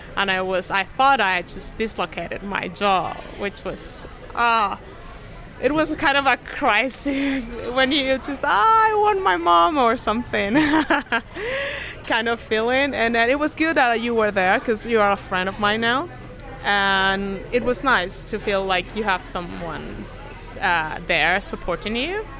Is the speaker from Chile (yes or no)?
yes; Chile; I'm down from South America, from Chile, actually